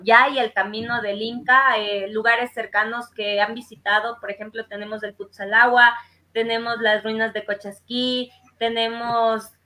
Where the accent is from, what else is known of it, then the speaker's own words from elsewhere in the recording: Salcedo, Cotopaxi, Ecuador; mi cantón Salcedo